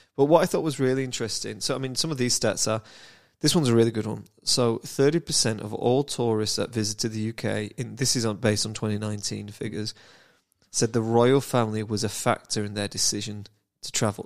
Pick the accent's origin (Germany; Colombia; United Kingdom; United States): United Kingdom; I'm British